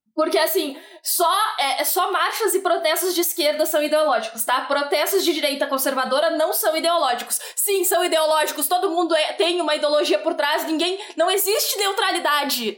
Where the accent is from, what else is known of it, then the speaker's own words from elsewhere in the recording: Bagé, Rio Grande do Sul, Brazil; eu e o Felipe somos de Bagé